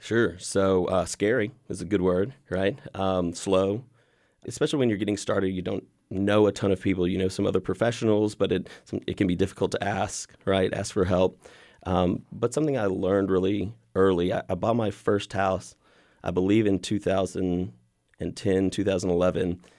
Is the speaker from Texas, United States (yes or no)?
yes; Waco, Texas, United States; also born or lived in Austin, Texas; I was born here in Waco.